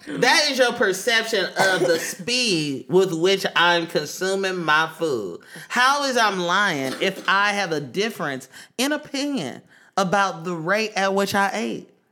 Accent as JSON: {"language": "English", "town": "Oakland", "region": "California", "country": "United States", "moved": "yes", "lives_now": "New York, United States", "said": "I'm from East Oakland, California, that deep East Oakland, California"}